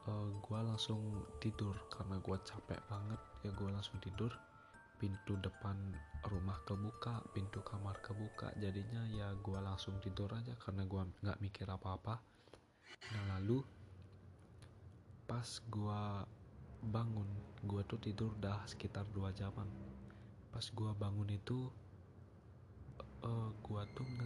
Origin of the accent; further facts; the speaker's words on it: Bali, Indonesia; sebagai orang Bali kan biasanya membanten